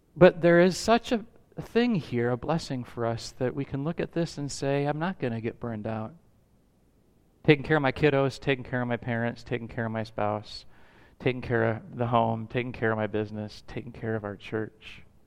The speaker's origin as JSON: {"language": "English", "country": "United States", "said": "we value as American citizens"}